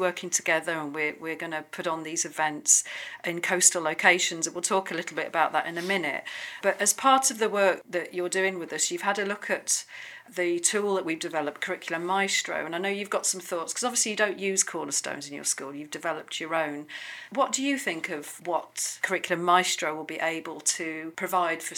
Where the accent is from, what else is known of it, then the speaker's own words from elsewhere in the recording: Sheffield, Yorkshire and the Humber, United Kingdom; I'm from Sheffield as well